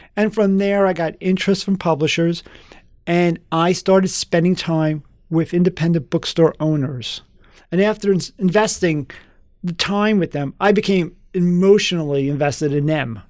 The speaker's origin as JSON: {"language": "English", "town": "New York City", "region": "New York", "country": "United States", "tie": "born or raised there", "also_born_or_lived": "Long Island", "moved": "yes", "said": "I grew up in the South Bronx"}